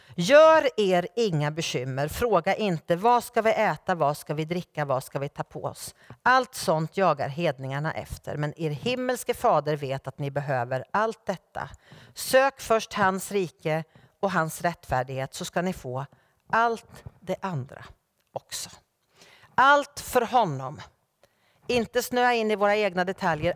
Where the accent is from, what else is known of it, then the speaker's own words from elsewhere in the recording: Norrköping, Östergötland, Sweden; min hemförsamling i Norrköping där jag är född och uppvuxen